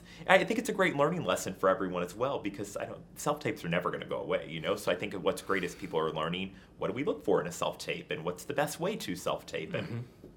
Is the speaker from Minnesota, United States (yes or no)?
no; New York, United States; also born or lived in Southern Illinois; having been born and raised in New York and kind of in the hustle and bustle all the time.